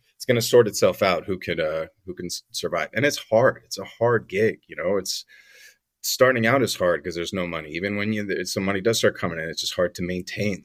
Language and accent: English; Glen Rock, New Jersey, United States; born or raised there; also born or lived in New York City